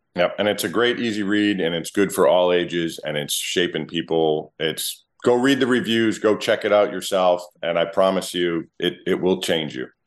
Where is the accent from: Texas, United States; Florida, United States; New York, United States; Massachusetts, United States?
Massachusetts, United States; moved away; also born or lived in Wareham, Massachusetts; I was born a mass hole.